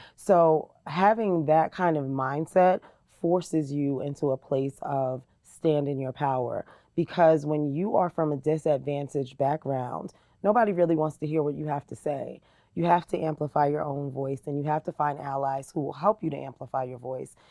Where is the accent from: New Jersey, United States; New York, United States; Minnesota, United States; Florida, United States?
New Jersey, United States; Jersey City; moved away as an adult; now in Lehi, United States; I was born and raised in New Jersey. Uh, Jersey City, New Jersey